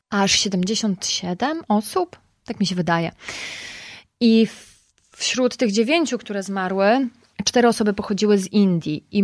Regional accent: Poland; że jestem z Polski

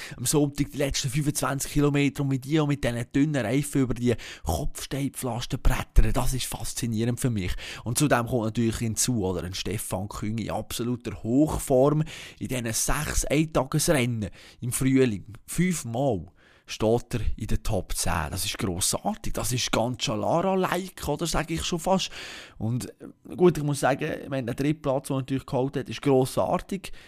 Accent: Bern, Switzerland; als, als Berner, als, als SCB-Sympathisant

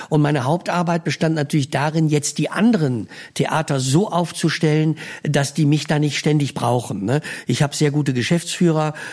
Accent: Düsseldorf, North Rhine-Westphalia, Germany; ich mag natürlich als Rheinländer, als Düsseldorfer, ich wohne in Düsseldorf am Rhein.

